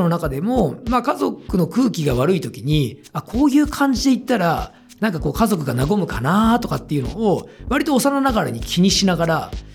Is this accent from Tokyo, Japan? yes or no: no; Matsudo, Chiba, Japan; 松戸出身なんですけど